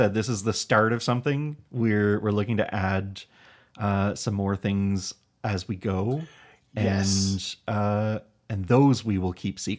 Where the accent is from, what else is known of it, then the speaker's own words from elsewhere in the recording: Canada; And really, you know, I think solidifying us as we are Canadian.